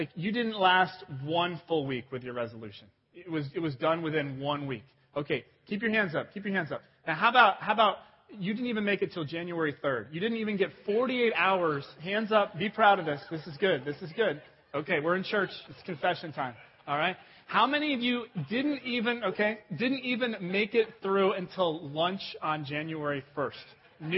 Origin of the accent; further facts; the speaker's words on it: Cincinnati, Ohio, United States; I'm from Cincinnati, Ohio